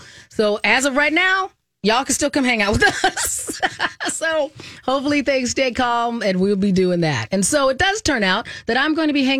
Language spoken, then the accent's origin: English; Arizona, United States; Oh, I grew up in Arizona, so Southern adjacent.